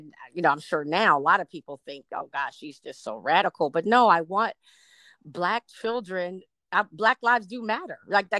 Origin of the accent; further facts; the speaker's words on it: the South, United States; now in California, United States; And I'm from the South